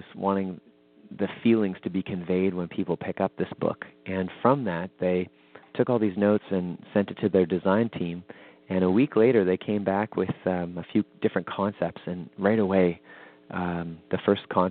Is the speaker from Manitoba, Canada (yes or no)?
yes; Winnipeg, Manitoba, Canada; my hometown of Winnipeg